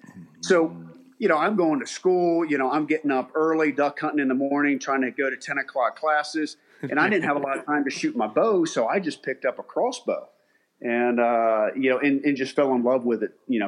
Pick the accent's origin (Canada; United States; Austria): United States; Maryland; also born or lived in Ohio; born and raised in Maryland. Went to college in Ohio